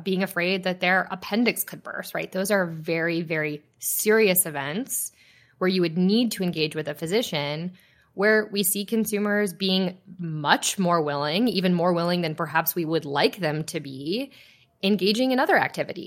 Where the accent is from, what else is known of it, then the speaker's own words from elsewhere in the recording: Ohio, United States; moved away; I have professed my love of my home state, Ohio